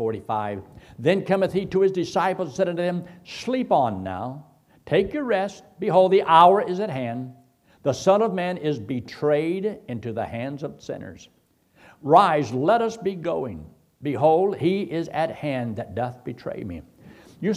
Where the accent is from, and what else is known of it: Colorado, United States